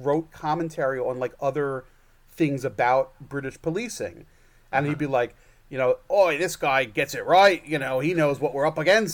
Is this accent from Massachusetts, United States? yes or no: no; New York, United States; I'm a Jew from New York